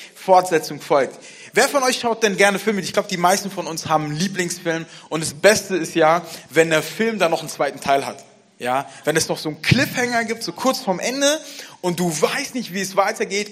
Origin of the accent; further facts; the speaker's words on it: Frankfurt, Hesse, Germany; Ich bin in Frankfurt aufgewachsen